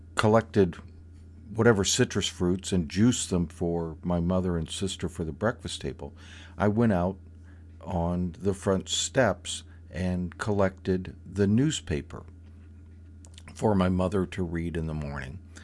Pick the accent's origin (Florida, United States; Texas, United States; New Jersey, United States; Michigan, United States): Florida, United States; Growing up in Florida